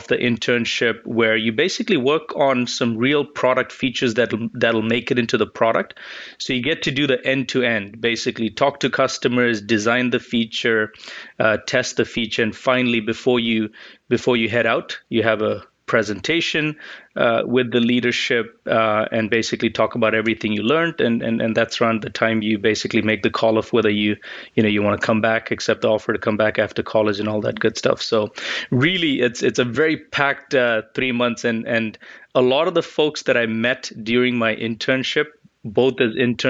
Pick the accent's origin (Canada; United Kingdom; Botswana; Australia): Botswana; moved away as an adult; also born or lived in Chicago, United States; now in United States; So I grew up in Botswana, came to the U.S. To study for college in Chicago